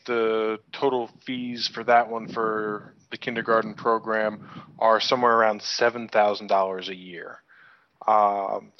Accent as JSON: {"language": "English", "region": "New York", "country": "United States", "also_born_or_lived": "Buenos Aires, Argentina", "moved": "as an adult", "lives_now": "Bali, Indonesia", "said": "I'm from New York originally"}